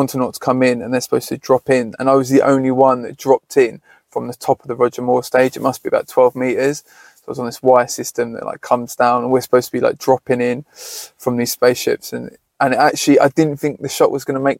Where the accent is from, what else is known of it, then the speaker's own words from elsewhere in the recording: Horsham, South East England, United Kingdom; I grew up in Horsham, was a very white area